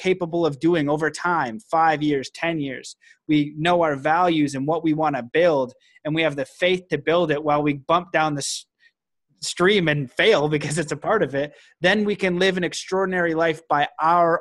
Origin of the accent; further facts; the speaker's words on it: Canada; now in United States; I'm Canadian